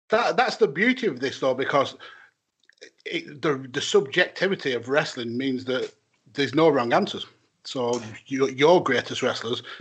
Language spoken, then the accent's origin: English; Wales, United Kingdom; Being Welsh is kind of like a blessing and a curse.